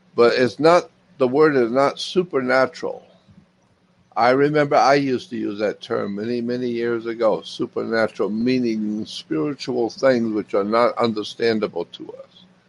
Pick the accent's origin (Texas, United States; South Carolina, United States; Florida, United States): Florida, United States; Pensacola; moved away; also born or lived in Los Angeles, California; I grew up in Pensacola